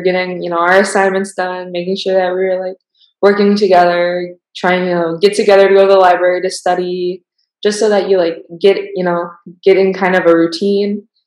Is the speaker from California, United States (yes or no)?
no; Milwaukee, Wisconsin, United States; moved away as an adult; now in Waco, United States; I'm originally from Milwaukee, Wisconsin